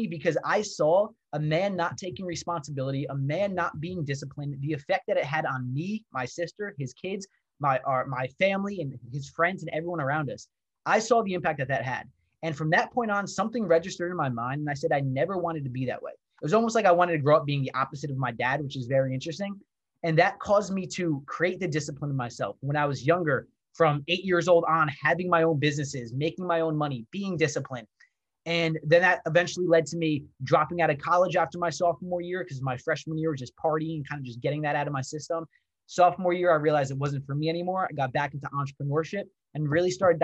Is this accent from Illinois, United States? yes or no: no; New Jersey, United States; I grew up in New Jersey